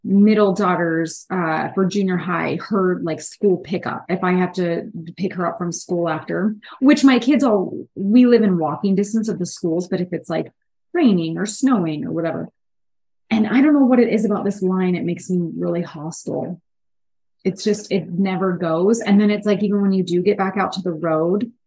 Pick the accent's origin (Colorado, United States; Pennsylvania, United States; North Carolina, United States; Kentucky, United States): Pennsylvania, United States; Pittsburgh; I'm from the East, from Pittsburgh